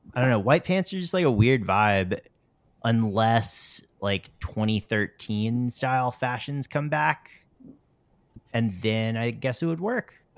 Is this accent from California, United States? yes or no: no; North Carolina, United States; moved away; I grew up in North Carolina